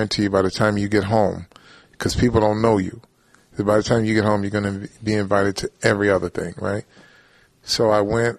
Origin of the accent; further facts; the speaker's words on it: Flint, Michigan, United States; moved away; I'm from Flint.